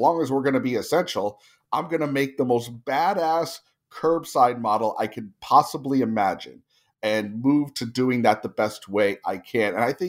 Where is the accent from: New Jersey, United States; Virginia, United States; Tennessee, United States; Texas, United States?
New Jersey, United States; also born or lived in California; now in Tulsa, United States; I own Andolini's Pizzeria in Tulsa, Oklahoma, which is, you know, in the middle of America. I grew up in New Jersey and California.